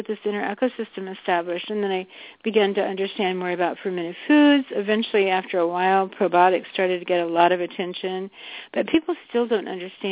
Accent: the South, United States; I grew up in the South and had a lot of fried chicken

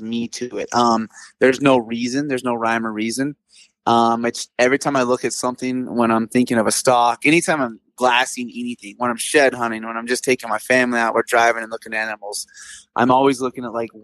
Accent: Sheridan, Wyoming, United States; Yeah, I'm born and raised. It's my hometown.

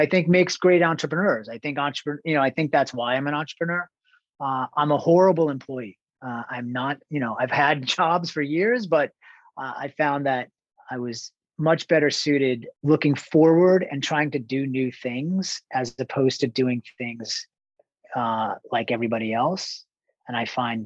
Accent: East Islip, New York, United States; moved away as an adult; also born or lived in California; now in New York, United States; I grew up in Long Island, on the south shore of Long Island, Suffolk County. Relatively small town, East Islip

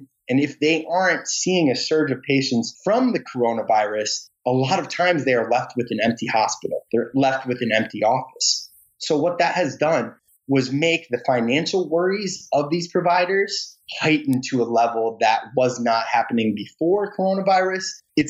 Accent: rural Michigan, United States; moved away as an adult; now in Washington, D.C., United States; I grew up in rural Michigan. It's how it's set up in these communities where you really aren't in a big apartment building such as where I live in Washington, D.C.

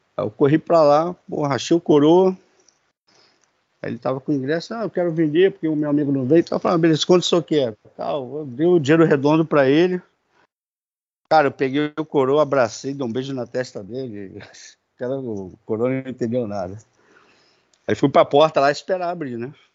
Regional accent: Duque de Caxias, Rio de Janeiro, Brazil; now in Magé, Brazil; sou natural do Rio de Janeiro, da Baixada Fluminense, de Duque de Caxias. Hoje moro em Magé

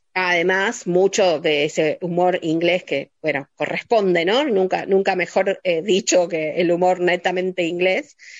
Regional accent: Argentina; nosotros como espectadores argentinos

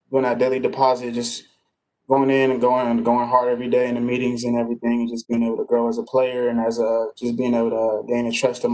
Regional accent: Los Angeles area, California, United States; growing up in the Los Angeles area

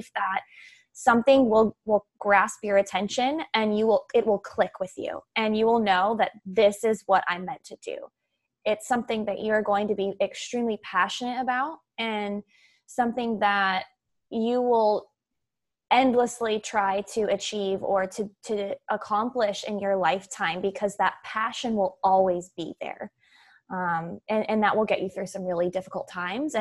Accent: San Diego, California, United States; I grew up in San Diego, California

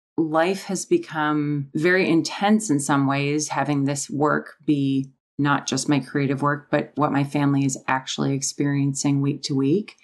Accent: Minnesota, United States; moved away as an adult; also born or lived in Wisconsin / California; I grew up in Minnesota and went to college in Wisconsin

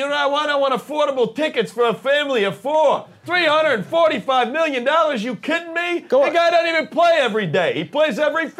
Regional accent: Staten Island, New York, United States; I hate it here. I was born here, I was raised here, and I've been trying to get out of here my whole life.

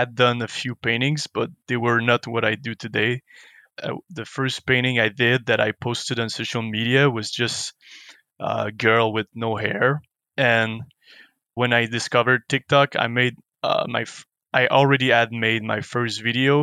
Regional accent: Montreal, Quebec, Canada; moved away as an adult; also born or lived in Vancouver; I'm from Montreal

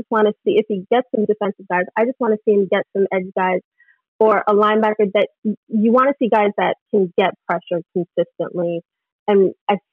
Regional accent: New York City, New York, United States; I'm from Brooklyn

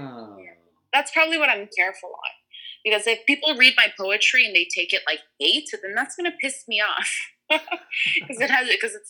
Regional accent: Toronto, Ontario, Canada; first language English; I am born and raised in Toronto, Canada

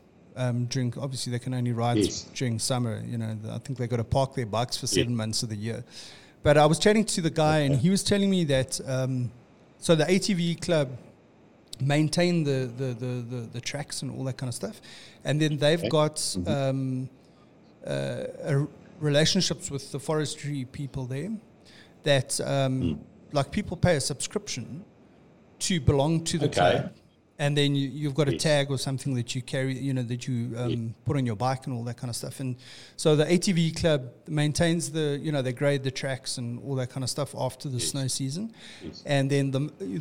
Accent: Witbank, Mpumalanga, South Africa; I grew up in Witbank

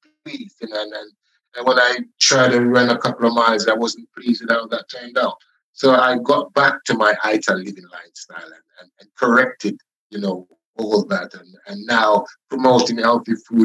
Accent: Scotland, United Kingdom; I realized that I was Scottish after all. Because, you know, I was 15, 16 in school then

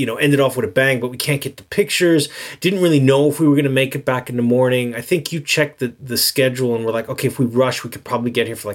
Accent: New York, United States; I'm a New Yorker

